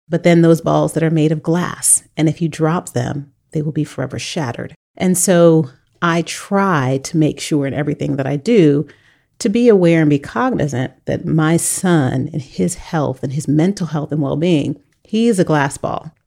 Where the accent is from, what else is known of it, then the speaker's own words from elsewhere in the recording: United States; we as an American society